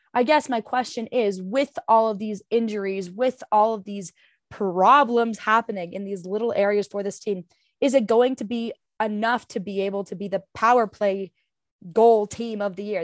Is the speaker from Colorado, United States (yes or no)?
yes; Colorado, United States; that is my hometown team